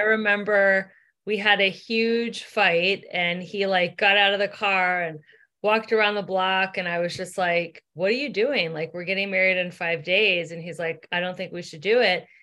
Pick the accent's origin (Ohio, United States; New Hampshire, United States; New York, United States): Ohio, United States; Cincinnati; moved away as an adult; now in Los Angeles, United States; I grew up in Cincinnati, Ohio